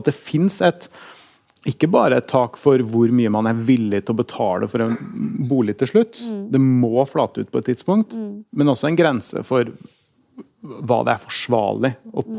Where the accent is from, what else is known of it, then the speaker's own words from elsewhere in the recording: Oslo, Norway; now in Trondheim, Norway; Jeg er fra Torshov. Der bodde vi i en liten leilighet